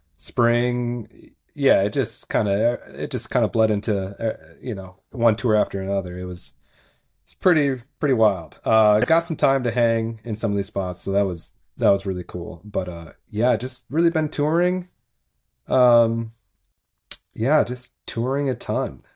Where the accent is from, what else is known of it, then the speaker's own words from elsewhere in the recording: Minneapolis, Minnesota, United States; moved away as an adult; now in Nashville, United States; I'm from Minneapolis. Um, I've lived there nearly my entire life